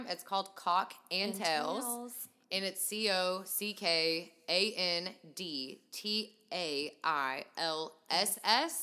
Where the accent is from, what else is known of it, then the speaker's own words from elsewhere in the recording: Kentucky, United States; I'm from Kentucky